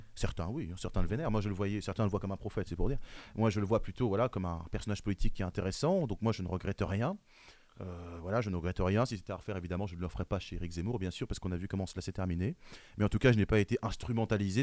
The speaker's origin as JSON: {"language": "French", "country": "France", "said": "Je suis français"}